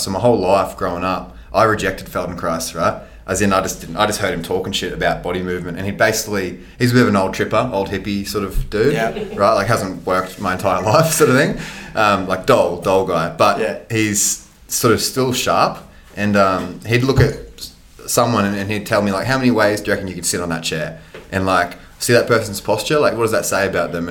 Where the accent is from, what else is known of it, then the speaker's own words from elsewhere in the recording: Sunshine Coast, Queensland, Australia; also born or lived in Nambour; I grew up in Matala, grew up on the sunny coast, born in Nambour, actually, where we are right now.